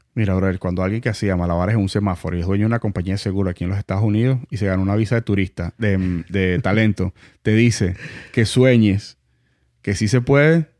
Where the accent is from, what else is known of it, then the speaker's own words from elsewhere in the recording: Venezuela; also born or lived in Montalbán, Caracas; now in United States; somos venezolanos